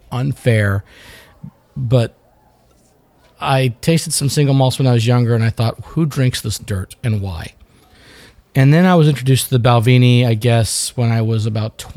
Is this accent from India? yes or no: yes; New Delhi, Delhi, India; now in United States; I was born in New Delhi, my friend.